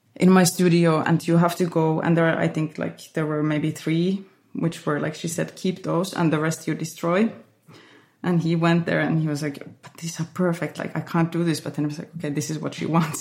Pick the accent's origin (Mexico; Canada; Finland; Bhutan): Finland; now in Berlin, Germany; this place where where I grew up